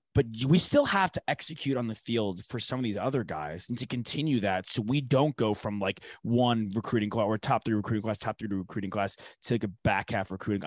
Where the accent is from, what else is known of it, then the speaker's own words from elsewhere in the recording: New York, United States; moved away; I'm from New York